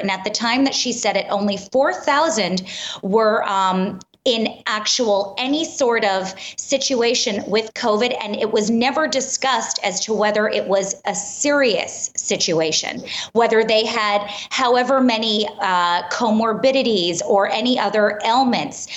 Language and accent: English; New York City, New York, United States; I'm born and raised in Manhattan